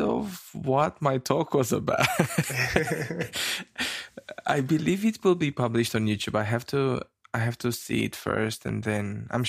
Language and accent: English; Romania; now in New Zealand; I come from New Zealand, but I come from Romania.